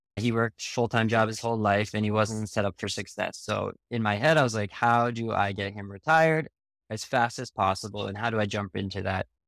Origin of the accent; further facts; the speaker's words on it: Canada; I'm actually Canadian myself